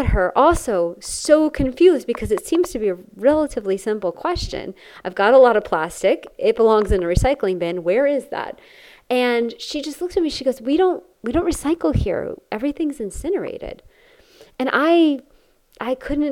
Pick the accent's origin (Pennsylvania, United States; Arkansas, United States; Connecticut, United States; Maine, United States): Connecticut, United States; I grew up in Connecticut